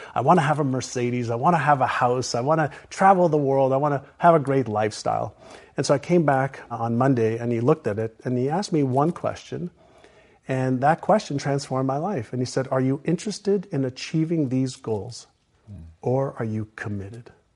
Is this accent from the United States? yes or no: no; Montreal, Quebec, Canada; English is a second language; also born or lived in Israel; when I was five, I moved from Israel, where I was born, to Montreal